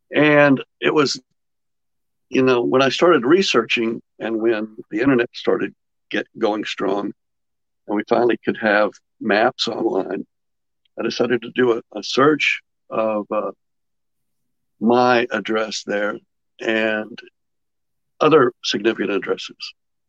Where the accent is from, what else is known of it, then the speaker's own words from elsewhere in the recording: Dallas, Texas, United States; born there; I was born in Dallas. Not only born in Dallas in 1956, so I was seven at the time of the assassination. I was born in South Oak Cliff, Dallas.